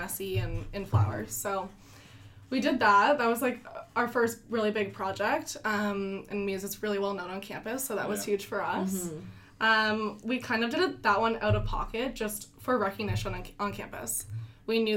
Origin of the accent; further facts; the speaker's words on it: Ottawa, Ontario, Canada; I'm from Ottawa. Actually went to high school with Harry for a bit